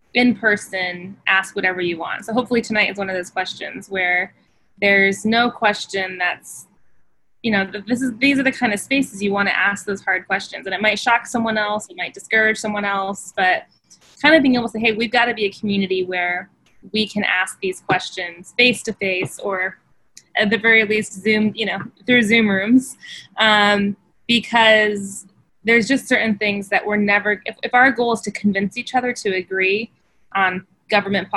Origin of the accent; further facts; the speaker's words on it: Phoenix, Arizona, United States; I grew up in Phoenix, Arizona, in the West Valley